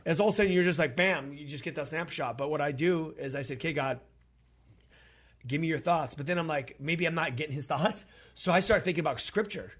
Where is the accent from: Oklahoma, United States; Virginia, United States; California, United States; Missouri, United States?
California, United States; we're from California.